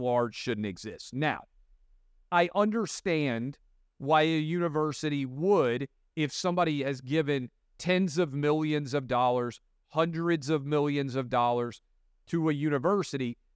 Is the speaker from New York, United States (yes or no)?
no; Tennessee, United States; as a kid, uh, growing up in Tennessee